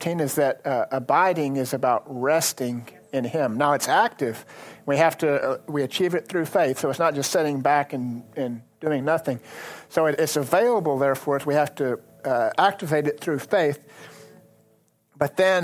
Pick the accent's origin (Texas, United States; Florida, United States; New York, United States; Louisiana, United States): Texas, United States; Lubbock; I grew up farming. And I grew up farming in the Lubbock area